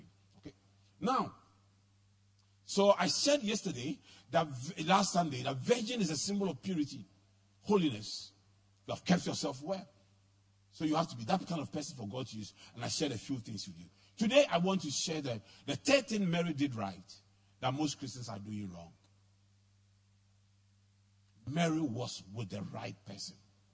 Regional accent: Accra, Greater Accra, Ghana; also born or lived in Tarkwa; I grew up in Adabraka, where at the time I was growing up, there were drugs, prostitution, armed robbery, everything.

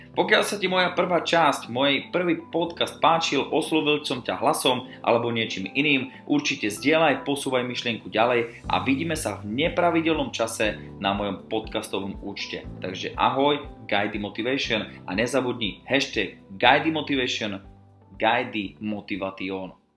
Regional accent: Czechia; also born or lived in Slovakia; Narodil som sa na Slovensku, preto moje podcasty sa budem snažiť viesť v slovenskom jazyku, ale od škôlky, školy som už vyrastal v Českej republike, preto nejaké tie české slovíčka tam určite počuť budeš

